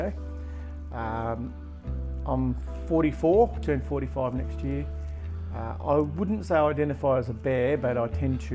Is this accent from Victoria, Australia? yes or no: no; Latrobe, Tasmania, Australia; also born or lived in Devonport / Ulverstone; I grew up here in Latrobe